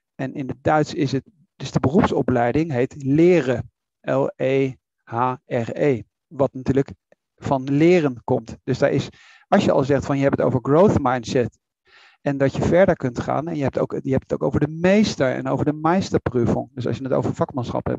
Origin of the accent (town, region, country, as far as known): Netherlands